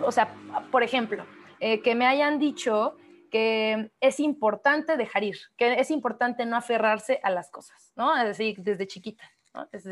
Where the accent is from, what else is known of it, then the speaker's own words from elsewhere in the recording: Oaxaca, Mexico; somos oaxaqueñas, por cierto, no lo hemos dicho, pero somos oaxaqueñas